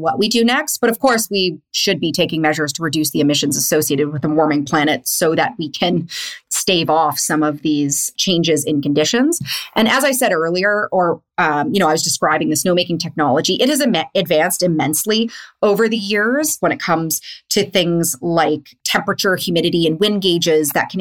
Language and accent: English; Winnipeg, Manitoba, Canada; I'm also from Winnipeg.